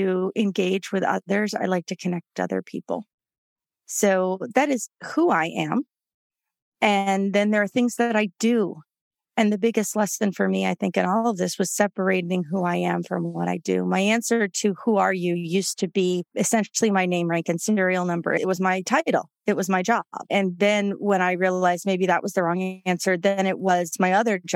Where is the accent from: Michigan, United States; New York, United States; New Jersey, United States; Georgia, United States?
New York, United States; New York City; moved away as an adult; also born or lived in Houston, Texas; So I grew up in New York City. I grew up on the Upper West Side of Manhattan